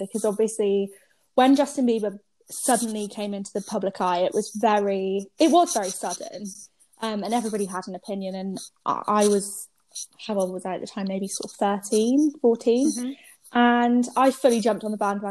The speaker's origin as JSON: {"language": "English", "town": "Norwich", "region": "East of England", "country": "United Kingdom", "moved": "yes", "lives_now": "London, United Kingdom", "said": "I live in London, but I'm originally from Norwich"}